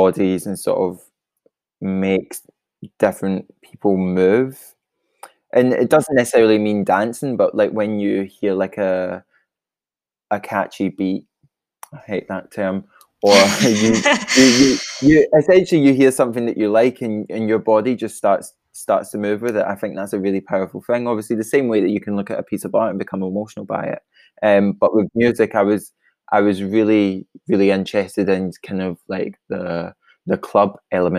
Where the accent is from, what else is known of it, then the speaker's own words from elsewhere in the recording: Kilmarnock, Scotland, United Kingdom; moved away as an adult; now in Glasgow, United Kingdom; I'm originally from Kilmarnock in Scotland, but I moved to Glasgow for art school.